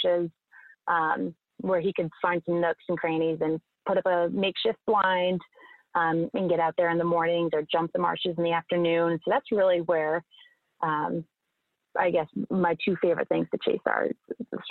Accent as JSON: {"language": "English", "area": "Cape Cod", "region": "Massachusetts", "country": "United States", "tie": "born or raised there", "said": "I grew up on Cape Cod, Massachusetts"}